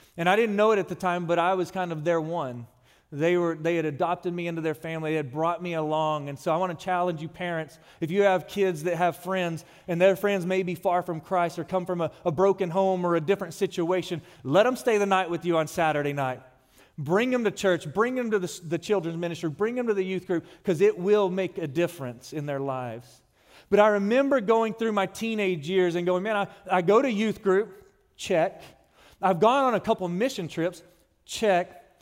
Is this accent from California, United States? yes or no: no; Odessa, Texas, United States; moved away; I'm from West Texas, Odessa to be more specific, where it is hot.